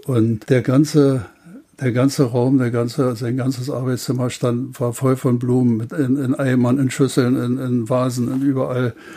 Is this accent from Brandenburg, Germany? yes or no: yes; Bernau, Brandenburg, Germany; ich war damals vier Jahre alt, knapp vier Jahre alt, und seitdem haben wir hier auch gewohnt und äh, ich habe praktisch meine ganze Kindheit hier im, auf dem Gelände der Bundesschule, später dann Hochschule der Gewerkschaften verbracht